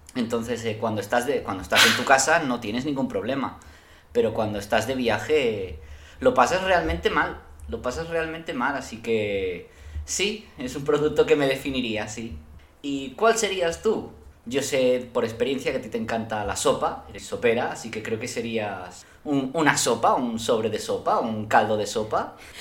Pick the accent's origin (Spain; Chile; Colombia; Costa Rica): Spain; Yo como español